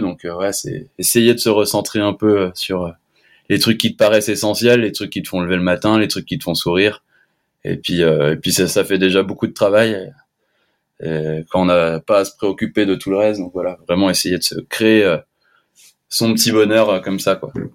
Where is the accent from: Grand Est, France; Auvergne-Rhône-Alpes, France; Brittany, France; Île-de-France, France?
Auvergne-Rhône-Alpes, France; La Clusaz; je suis de l'Aclusa, j'ai grandi à l'Aclusa